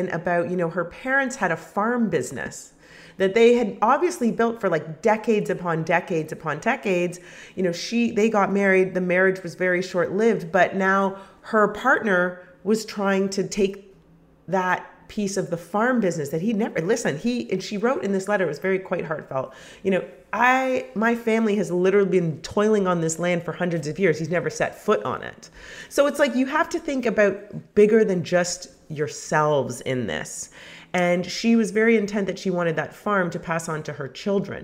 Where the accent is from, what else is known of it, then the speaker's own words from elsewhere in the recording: Canada; I'm from Canada